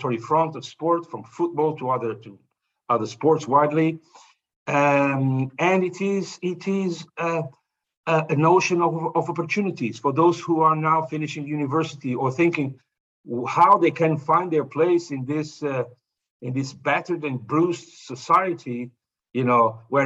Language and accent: English; Azores, Portugal; where I was born in the Azores, we didn't have television